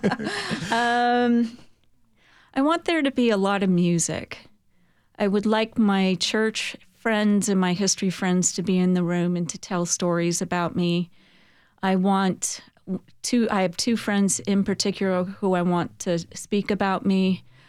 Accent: San Francisco, California, United States; moved away as an adult; now in Murfreesboro, United States; I'm from San Francisco, California, where we have a place, Colma, California, City of the Dead

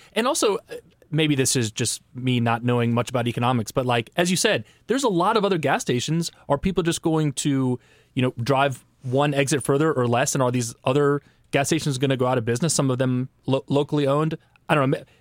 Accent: Netherlands; now in United States; I'm Dutch from the Netherlands

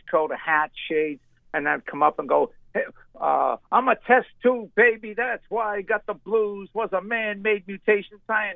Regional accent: Cambridge, Massachusetts, United States; I grew up in Cambridge, and the Ding Ho Chinese restaurant / comedy club opened up literally 2 blocks from where I grew up in Inman Square, Cambridge.

